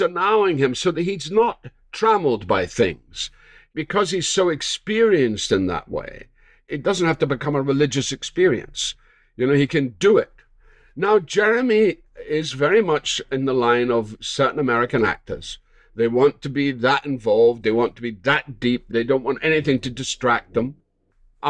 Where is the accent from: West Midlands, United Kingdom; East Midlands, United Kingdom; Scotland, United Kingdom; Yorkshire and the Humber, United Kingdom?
Scotland, United Kingdom; moved away as an adult; now in United States; I'm a Scot and I was raised in the British theatre